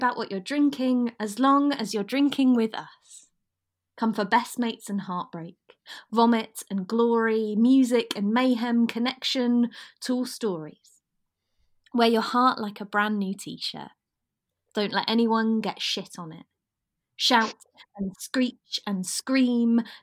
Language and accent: English; West Norfolk, East of England, United Kingdom; I'm originally from West Norfolk, so about an hour and a half drive from Norwich.